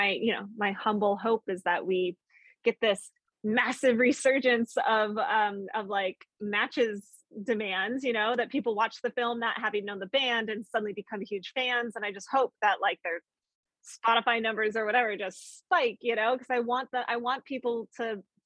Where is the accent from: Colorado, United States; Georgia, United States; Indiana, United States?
Colorado, United States; growing up in Colorado